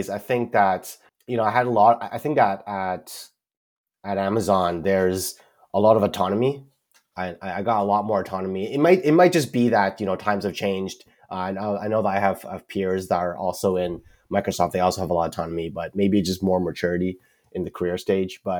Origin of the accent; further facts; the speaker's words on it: Vancouver, British Columbia, Canada; moved away as an adult; now in Seattle, United States; Vancouver, British Columbia, Canada.